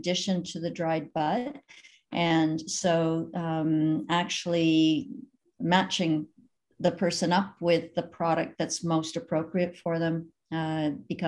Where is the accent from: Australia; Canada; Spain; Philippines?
Canada; also born or lived in Eastern Ontario; I was raised in the United Church of Canada